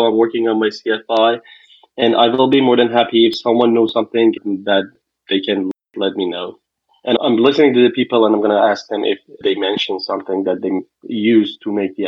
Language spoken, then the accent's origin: English; Iran; now in Cincinnati, United States; I'm from Cincinnati, Ohio, United States, and I'm originally from Iran.